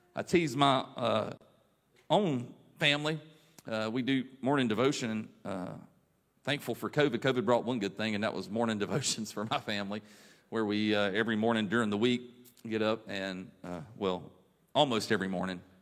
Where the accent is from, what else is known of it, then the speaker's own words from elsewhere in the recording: Raleigh, North Carolina, United States; I grew up in the Raleigh church